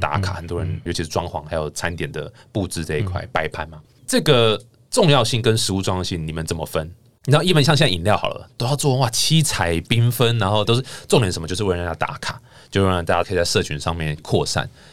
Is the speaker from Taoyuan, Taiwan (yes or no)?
no; Taichung, Taiwan; moved away; 我台中人嘛